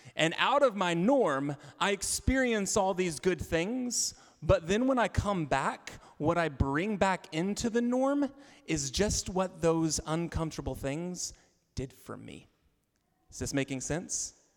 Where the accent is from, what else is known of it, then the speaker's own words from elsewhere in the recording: Arkansas, United States; moved away; I'm from Arkansas